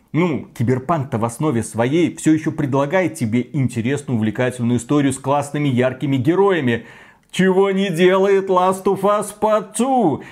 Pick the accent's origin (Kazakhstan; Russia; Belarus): Belarus; мы, два товарища из Беларуси